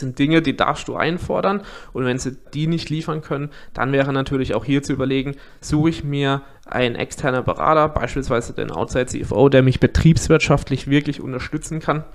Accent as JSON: {"language": "German", "area": "near Karlsruhe", "region": "Baden-Württemberg", "country": "Germany", "said": "Ich komme aus der Nähe von Karlsruhe"}